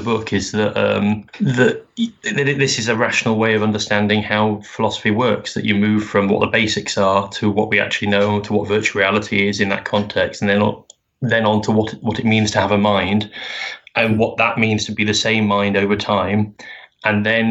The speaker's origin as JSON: {"language": "English", "country": "United Kingdom", "said": "being wonderfully British and humble"}